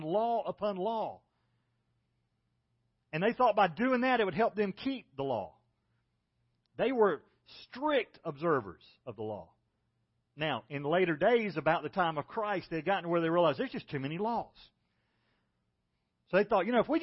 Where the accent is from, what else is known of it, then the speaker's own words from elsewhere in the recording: South Carolina, United States; I was from South Carolina